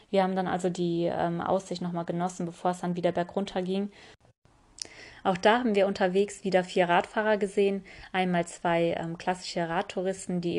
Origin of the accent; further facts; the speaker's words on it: Tokmak, Chuy Region, Kyrgyzstan; born there; Ich bin ja in Kirgisistan geboren und zwar in der Stadt Tokmak